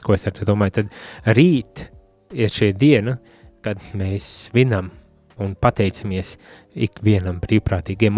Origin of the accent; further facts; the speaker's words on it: Riga area, Latvia; also born or lived in Courland; es no Rīgas puses un sevi vairāk par kurzemnieku uzskatu